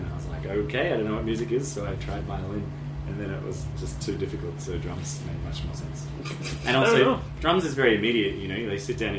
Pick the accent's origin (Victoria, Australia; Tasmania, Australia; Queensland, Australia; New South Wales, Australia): New South Wales, Australia; Sydney; I grew up next to Taronga Zoo.